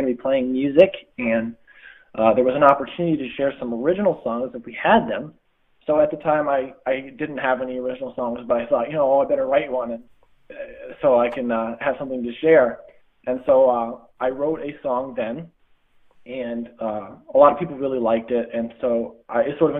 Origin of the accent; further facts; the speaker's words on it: Schuylerville, New York, United States; I grew up in Schuylerville